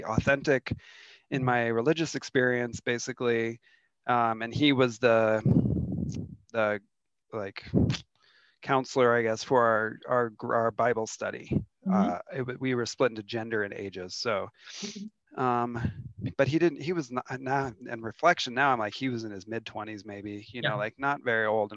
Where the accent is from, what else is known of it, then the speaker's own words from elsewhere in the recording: Seattle, Washington, United States; now in Denver, United States; But I grew up in Seattle area. My family's from Seattle, has been in Seattle for a lot of generations